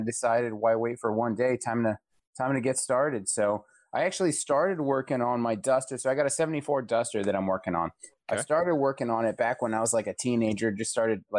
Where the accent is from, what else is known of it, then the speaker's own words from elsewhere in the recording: El Paso, Texas, United States; moved away as an adult; now in Ohio, United States; I grew up in El Paso, Texas